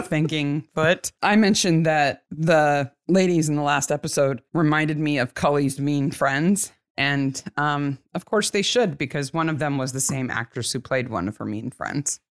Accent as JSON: {"language": "English", "country": "United States", "said": "I'm American"}